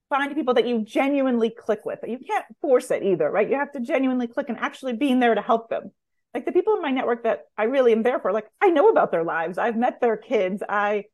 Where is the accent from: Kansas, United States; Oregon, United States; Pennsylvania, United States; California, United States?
California, United States; now in New York, United States; I grew up in California and live in New York